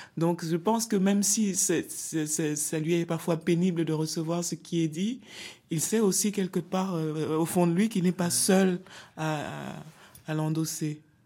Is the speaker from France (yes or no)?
no; Cameroon; je viens d'un pays dont les langues officielles sont le français et l'anglais. Le Cameroun est un pays bilingue